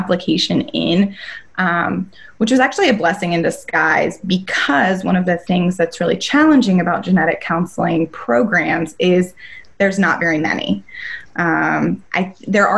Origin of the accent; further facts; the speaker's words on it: North Carolina, United States; moved away as an adult; also born or lived in Denver; I was born and raised in North Carolina, so packed up all my bags and got a U-Haul and drove across the country to Denver